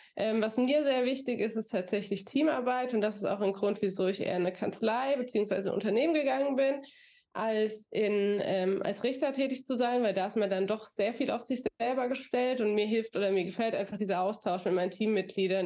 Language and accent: German; near Aschaffenburg, Bavaria, Germany; also born or lived in Florida; now in Frankfurt, Germany; ich bin in Aschaffenburg zur Schule gegangen, da ich aus der Nähe komme